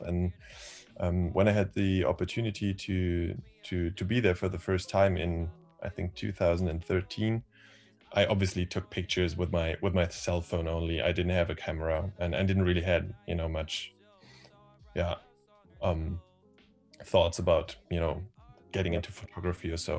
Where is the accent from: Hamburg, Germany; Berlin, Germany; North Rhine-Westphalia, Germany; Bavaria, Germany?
Berlin, Germany; I am from Berlin. I've um, been born here